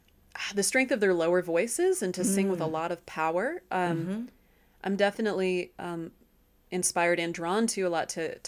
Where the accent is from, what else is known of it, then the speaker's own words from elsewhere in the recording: Nashville, Tennessee, United States; In my background, I grew up in Nashville, Tennessee, and I grew up without being given much of a what would be classically considered a kind of Southern accent.